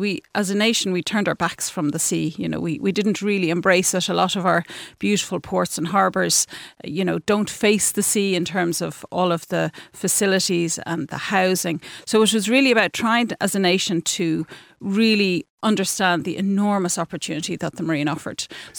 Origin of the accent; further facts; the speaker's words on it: Castleknock, Leinster, Ireland; also born or lived in Duleek, County Meath; I was born near Duleek, County Meath, so a bit inland, and moved to Castleknock as a young person.